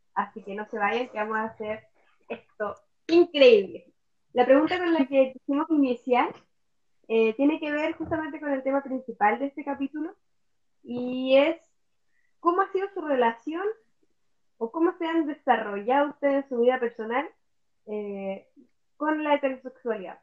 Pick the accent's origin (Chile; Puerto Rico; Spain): Chile; Puerto Montt, Los Lagos; moved away as an adult; nací y me crié en Puerto Montt, luego tuve que emigrar para estudiar y ahora me toca volver a la tierra en la que nací y crecí.